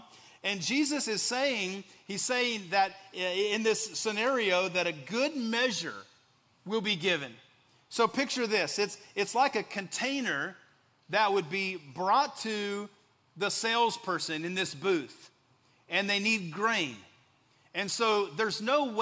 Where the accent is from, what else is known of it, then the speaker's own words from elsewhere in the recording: West Texas, United States; moved away as an adult; also born or lived in Central Indiana; now in Indiana, United States; growing up in West Texas